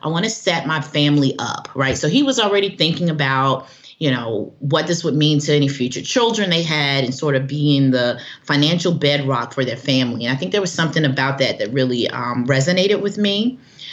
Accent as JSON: {"language": "English", "region": "the South", "country": "United States", "said": "I'm from the South."}